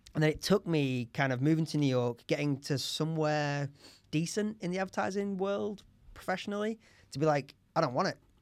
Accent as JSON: {"language": "English", "town": "Leeds", "region": "Yorkshire and the Humber", "country": "United Kingdom", "said": "I'm from Leeds"}